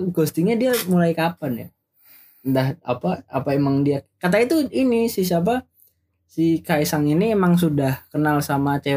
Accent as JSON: {"language": "Indonesian", "town": "Yogyakarta", "region": "Special Region of Yogyakarta", "country": "Indonesia", "tie": "born or raised there", "said": "aku juga emang dari dari kecil di Jogja."}